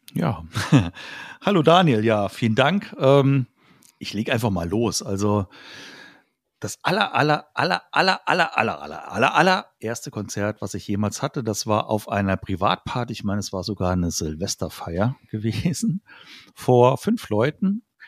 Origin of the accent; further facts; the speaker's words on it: Idar-Oberstein, Rhineland-Palatinate, Germany; in so einem Jugendraum hier äh, bei uns in Ida Oberstein gespielt